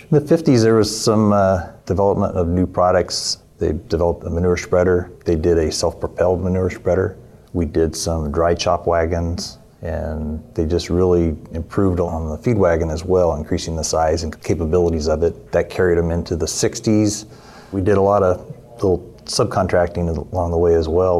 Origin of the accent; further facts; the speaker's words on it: California, United States; I'm from California. But we're located in Merced, California